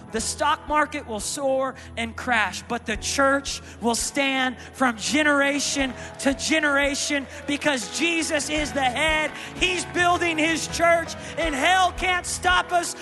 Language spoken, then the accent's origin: English; Tulsa, Oklahoma, United States; I'm from the Tulsa, Oklahoma